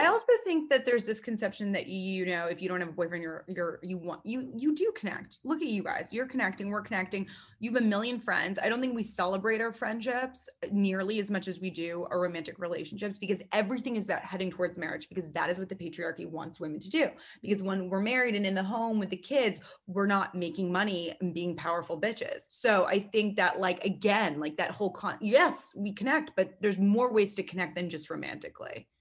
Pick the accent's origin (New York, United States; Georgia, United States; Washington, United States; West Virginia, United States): New York, United States; New York City; I'm 27, born and raised in New York City